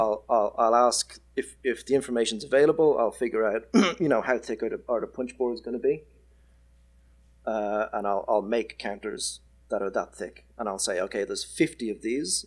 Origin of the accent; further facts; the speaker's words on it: Ireland; moved away as an adult; now in Perth, Australia; I am Irish